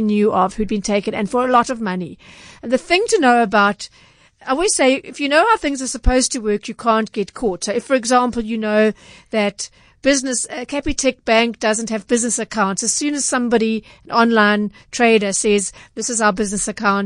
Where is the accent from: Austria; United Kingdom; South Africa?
South Africa; Durban, KwaZulu-Natal; I'm from Durban, so I know the centre well